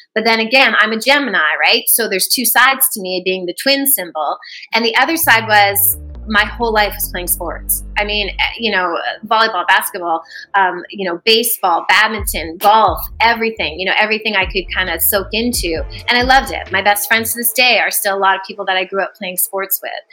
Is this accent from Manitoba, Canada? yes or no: yes; Brandon, Manitoba, Canada; also born or lived in Vancouver, British Columbia; ended up getting my very first job in my hometown of Brandon, Manitoba